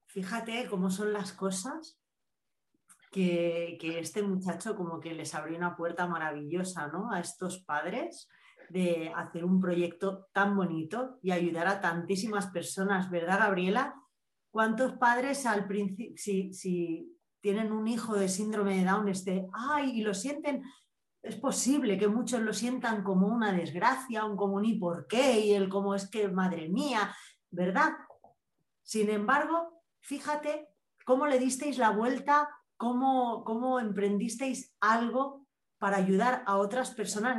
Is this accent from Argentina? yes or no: no; Spain; soy española que ya somos así un poquillo rudos hablando